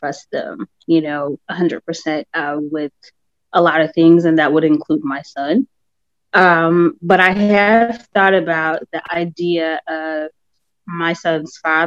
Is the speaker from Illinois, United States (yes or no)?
yes; Chicago, Illinois, United States; I'm from Chicago.